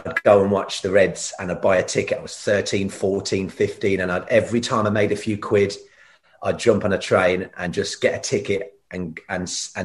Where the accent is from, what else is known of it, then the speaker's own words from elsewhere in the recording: Ireland; I'm Irish